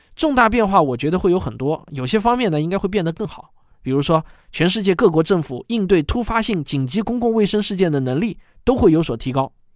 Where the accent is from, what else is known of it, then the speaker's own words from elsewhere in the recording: China; 这个我们中国人当然也是见证了历史